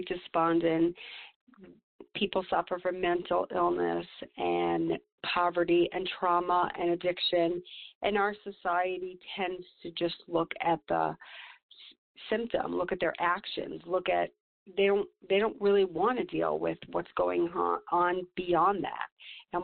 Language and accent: English; New York, United States; now in Santa Fe, United States; I grew up in New York with from a family of 13 children